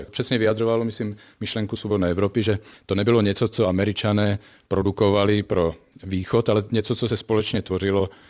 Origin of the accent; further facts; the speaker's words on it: Vysoké Mýto, Pardubice Region, Czechia; já pocházím z Vysokého míta